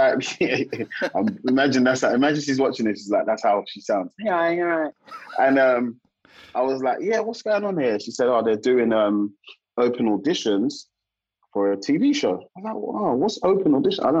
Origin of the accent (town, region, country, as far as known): South London, United Kingdom